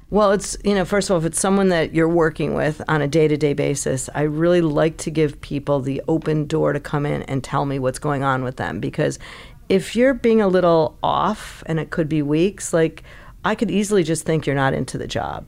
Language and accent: English; Chicago, Illinois, United States; moved away; I grew up in Chicago